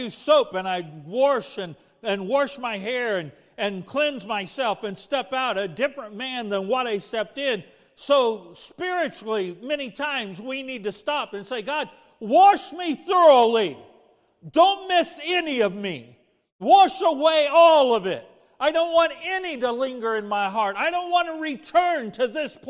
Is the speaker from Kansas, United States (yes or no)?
yes; Kansas, United States; I grew up in Kansas, playing in the dirt, making mud pies